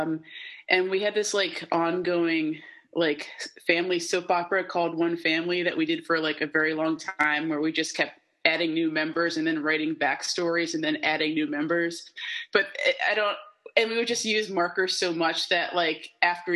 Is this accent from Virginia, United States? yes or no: no; Madison, New Jersey, United States; I am born and raised in New Jersey, in northern New Jersey